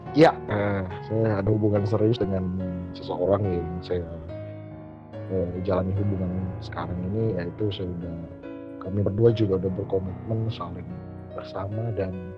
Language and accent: Indonesian; Malinau, North Kalimantan, Indonesia; moved away; also born or lived in Surabaya; saya dari Kalimantan, Kalimantan Utara, yaitu tepatnya di Malinau